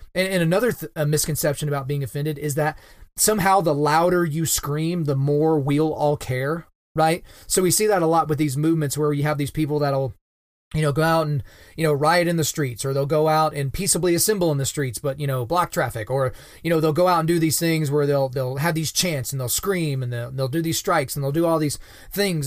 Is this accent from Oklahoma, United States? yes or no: yes; Oklahoma, United States; the state of Oklahoma, which is my home state where I'm born and raised and where I currently reside